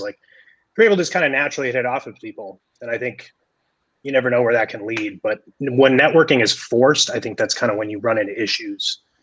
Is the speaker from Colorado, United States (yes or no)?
yes; Colorado, United States; moved away as an adult; now in New York, United States; growing up in Colorado